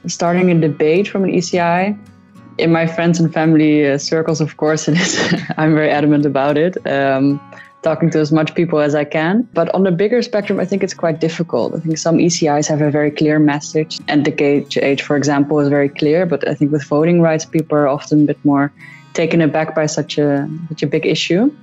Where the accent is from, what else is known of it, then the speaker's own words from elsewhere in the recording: Netherlands; moved away as an adult; now in Vienna, Austria; I'm originally from the Netherlands.